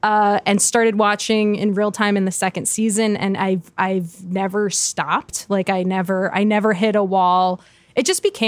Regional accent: New Jersey, United States; I grew up in New Jersey.

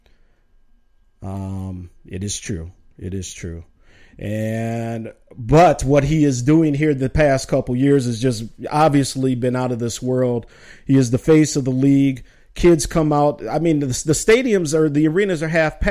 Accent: Minnesota, United States; born or raised there; also born or lived in Chicago

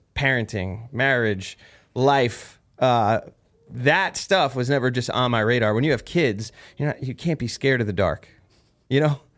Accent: New Jersey, United States; I'm from Jersey, where weird New Jersey's a big thing out there

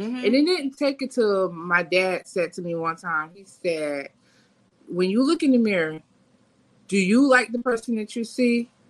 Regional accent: Fort Lauderdale, Florida, United States; But yeah, I'm from Fort Lauderdale. {S0} Yeah. {S1} Born and raised.

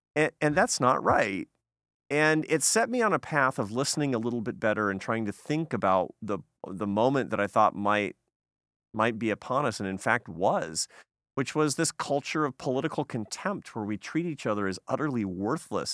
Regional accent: Seattle, Washington, United States; moved away; my hometown in Seattle.

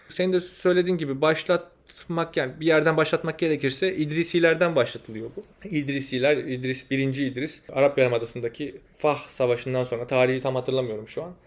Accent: Turkey; moved away as an adult; now in Morocco; bizim memleketimizde

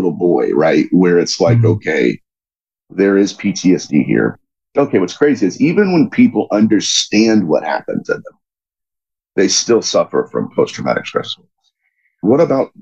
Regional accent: Dayton, Ohio, United States; I grew up in Dayton

